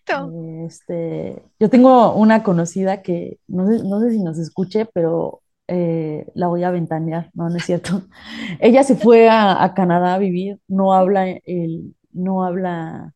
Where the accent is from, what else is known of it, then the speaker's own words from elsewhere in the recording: Mexico; no sé si a todos los mexicanos nos pase